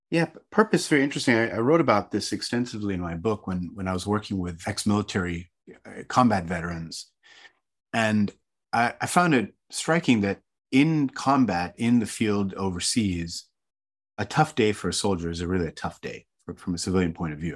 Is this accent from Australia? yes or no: no; Hong Kong; I grew up in an Indian family. So my, my mom and dad were from India, and I grew up in Hong Kong